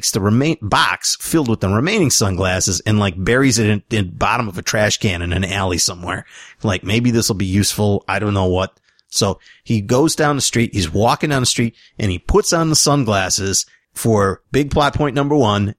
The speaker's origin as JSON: {"language": "English", "country": "Sweden", "second_language": "English", "said": "Yeah, I'm from Sweden."}